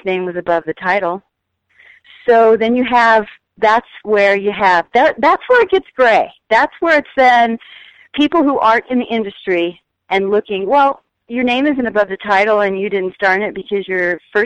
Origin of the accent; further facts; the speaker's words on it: Texas, United States; moved away; I came into the business from Texas, not knowing anybody, not having any family in the business